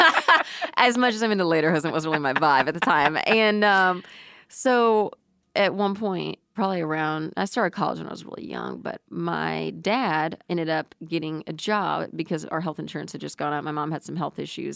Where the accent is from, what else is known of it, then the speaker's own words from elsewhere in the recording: New Braunfels, Texas, United States; I grew up in New Braunfels, Texas